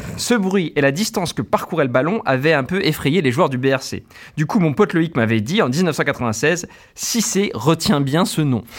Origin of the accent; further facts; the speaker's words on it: Besançon, Bourgogne-Franche-Comté, France; j'ai grandi à Besançon